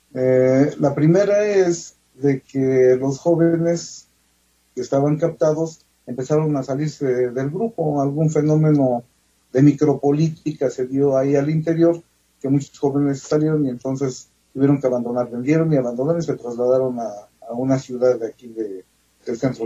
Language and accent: Spanish; the region around Huapalcalco, Hidalgo, Mexico; aquí en la región de donde yo soy originario